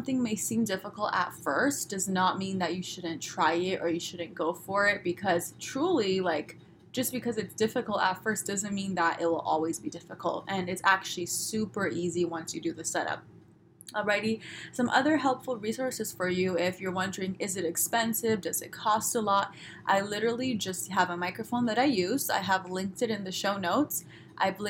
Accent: Los Angeles, California, United States; I'm from Los Angeles. I'm sorry, I talk this way

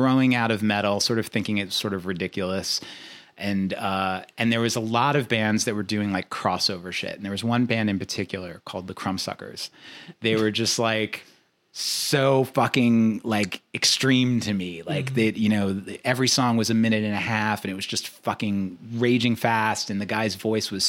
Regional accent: New York City, New York, United States; I grew up in Queens

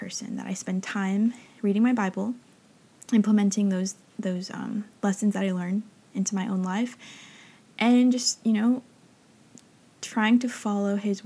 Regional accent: Northern California, United States; moved away as an adult; now in Los Angeles, United States; growing up in a small town in Northern California

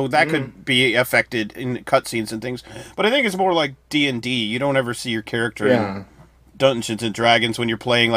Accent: Oregon, United States; I'm from Oregon

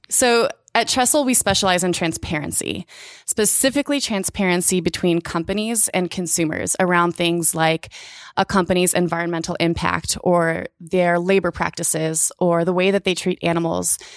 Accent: Indiana, United States; now in Portland, United States; I grew up in Indiana.

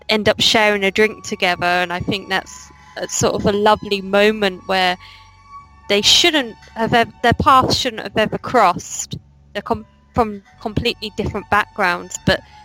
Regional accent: England, United Kingdom; It's just me being English.

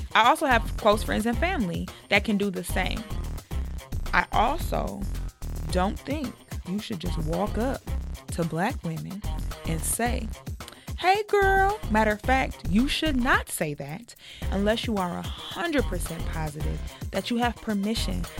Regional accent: United States; I'm from the United States.

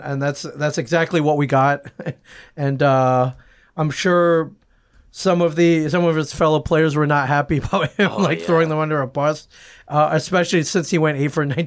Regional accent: Cleveland, Ohio, United States; first language English; I tell people that, like, English isn't my first language, but it is. I was born in Cleveland

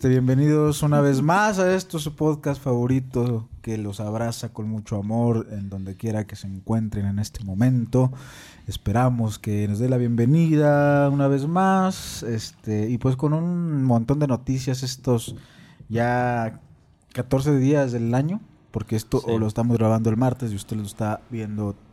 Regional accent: northern Mexico, Mexico

